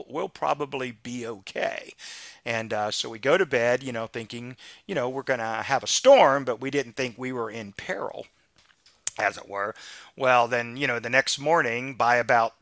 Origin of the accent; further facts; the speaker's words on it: Florida, United States; I'm a lifelong Floridian